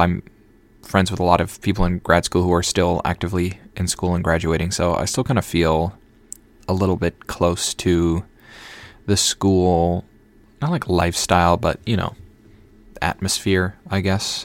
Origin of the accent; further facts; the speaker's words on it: Minnesota, United States; now in Boston, United States; I live in Boston now, but I'm from Minnesota, so I'm a Vikings fan.